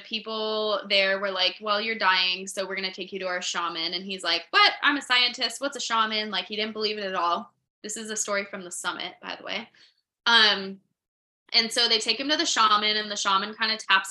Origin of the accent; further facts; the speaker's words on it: New Mexico, United States; I'm from New Mexico, and New Mexico has such a weird energy